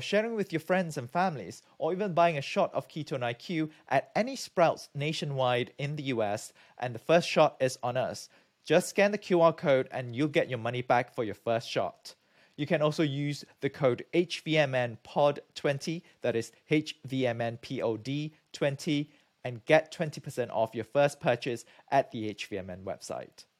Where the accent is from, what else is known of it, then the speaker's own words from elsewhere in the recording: Malaysia; moved away as an adult; also born or lived in United Kingdom; I'm from Malaysia